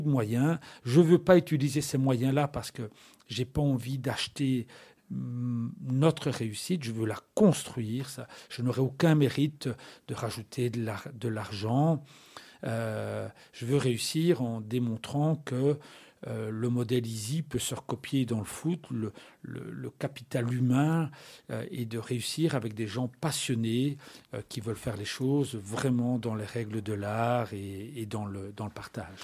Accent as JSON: {"language": "French", "town": "La Louvière", "region": "Wallonia", "country": "Belgium", "tie": "born or raised there", "said": "j'habite à la Louvière, je suis né à la Louvière, j'ai commencé ma carrière à la Louvière."}